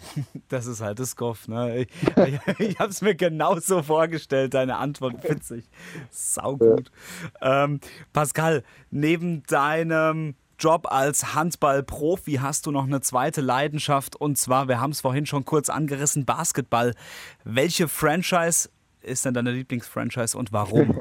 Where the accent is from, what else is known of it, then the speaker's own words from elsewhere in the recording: area around Monsheim, near Worms, Rhineland-Palatinate, Germany; wir kommen ja da hinten aus der Ecke Richtung Monsheim